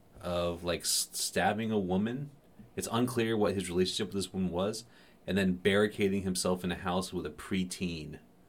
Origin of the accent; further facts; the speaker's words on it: Florida, United States; moved away; when I was living in Florida. I mean, we barely had sidewalks. We definitely didn't have any bike lanes, you know, when I was growing up